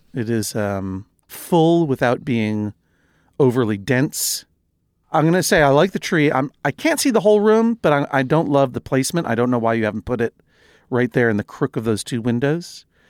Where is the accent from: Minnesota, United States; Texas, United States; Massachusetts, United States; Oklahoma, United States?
Massachusetts, United States; Brookline; I grew up in Brookline, Massachusetts